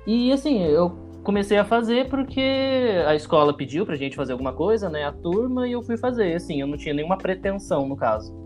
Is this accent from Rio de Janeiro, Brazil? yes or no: no; Cambuí, Minas Gerais, Brazil; now in São João del-Rei, Brazil; Eu nasci em Cambuí, Minas Gerais, é bem no sul de Minas, dá tipo duas horas de São Paulo